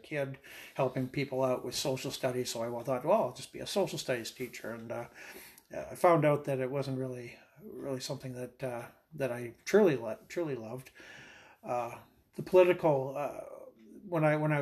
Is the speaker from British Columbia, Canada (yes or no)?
no; Clavet, Saskatchewan, Canada; I was born and raised in Saskatchewan. I was born here in Saskatoon, actually, but raised on the family farm just outside of Clonsay, Saskatchewan